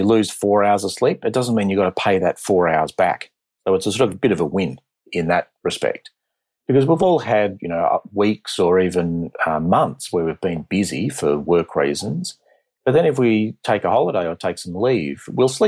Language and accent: English; Australia; accent: Australian; also born or lived in Boston; So I trained initially as a pulmonologist from Australia. You can tell from my accent.